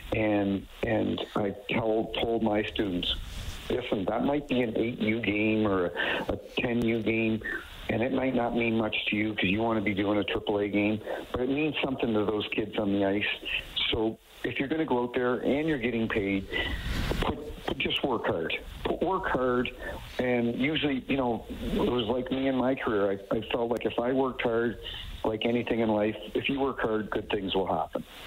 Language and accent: English; New Brunswick, Canada; born or raised there; now in St. Louis, United States